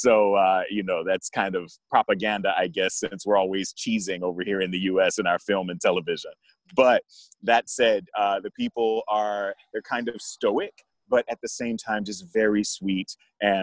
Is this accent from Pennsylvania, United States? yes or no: no; Jacksonville, Florida, United States; moved away as an adult; also born or lived in Colombia / Brazil / Dominican Republic / Germany; now in San Francisco, United States; I grew up in Jacksonville, Florida, so I'm a Southern boy at heart